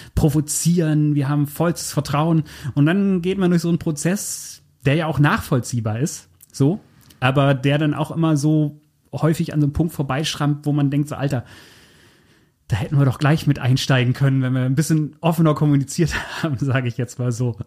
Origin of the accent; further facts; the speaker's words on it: Germany; ich komme so grob aus der Gegend